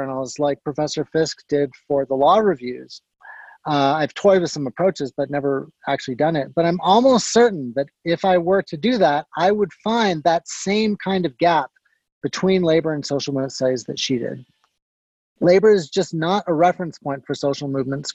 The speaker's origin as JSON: {"language": "English", "town": "Guelph", "region": "Ontario", "country": "Canada", "tie": "born or raised there", "moved": "yes", "said": "I grew up nearby in Guelph"}